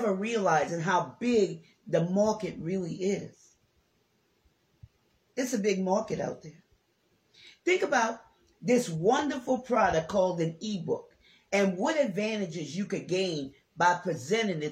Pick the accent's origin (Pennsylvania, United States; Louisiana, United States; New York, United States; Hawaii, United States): Louisiana, United States; New Orleans; I'm from New Orleans, Louisiana